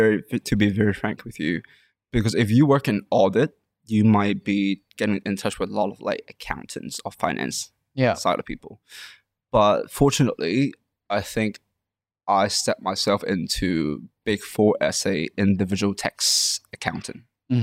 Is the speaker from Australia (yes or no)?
no; Canada; also born or lived in London; Especially in Hong Kong and Chinese culture, because I was from Canada and London.